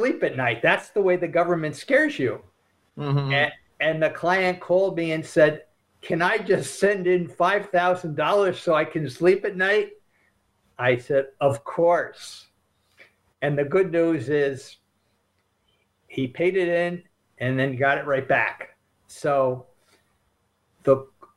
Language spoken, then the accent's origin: English; Albany, New York, United States; I grew up in Albany, New York